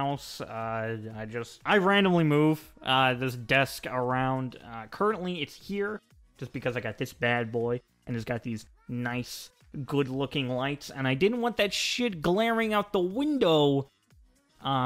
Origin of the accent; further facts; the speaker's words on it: United States; I'm an American